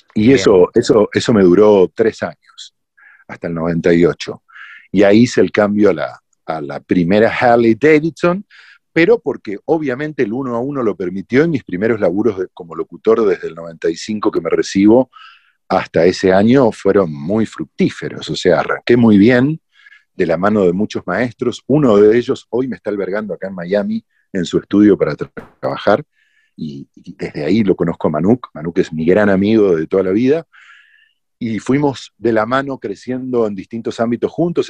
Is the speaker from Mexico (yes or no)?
no; Argentina